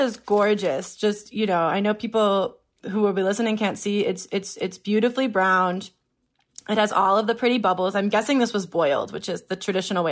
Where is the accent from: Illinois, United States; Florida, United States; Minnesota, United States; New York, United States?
Illinois, United States; Chicago; I'm also from Chicagoland. I've always lived in the Midwest